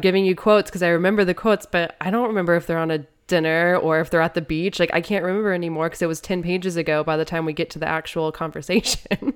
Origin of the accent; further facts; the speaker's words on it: Midwest, United States; as a Midwesterner